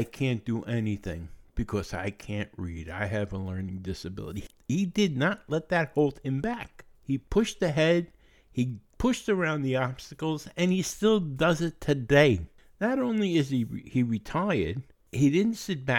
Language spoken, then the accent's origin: English; New York City, New York, United States; I was born and raised in Throgs Neck in the Bronx